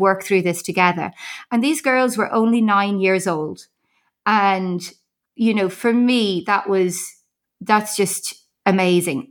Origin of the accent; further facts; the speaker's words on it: Ireland; accent: Irish; moved away; I don't know whether you can pick up from my accent. I am Irish.